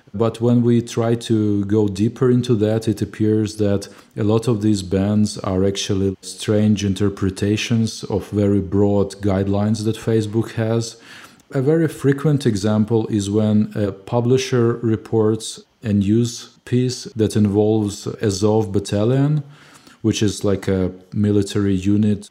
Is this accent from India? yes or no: no; Mykolaiv, Mykolaiv Oblast, Ukraine; now in Kyiv, Ukraine; Mykolaiv, which is a city in the south of Ukraine, my hometown